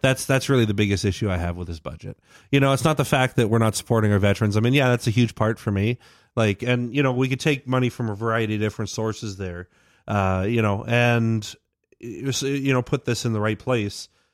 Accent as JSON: {"language": "English", "country": "Canada", "said": "I'm Canadian"}